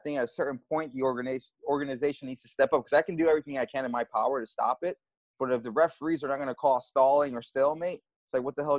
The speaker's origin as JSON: {"language": "English", "town": "New York City", "region": "New York", "country": "United States", "tie": "born or raised there", "said": "I grew up in the Bronx"}